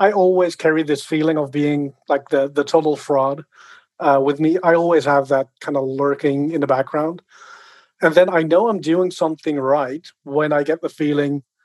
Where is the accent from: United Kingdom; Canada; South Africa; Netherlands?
Netherlands; I grew up in the Netherlands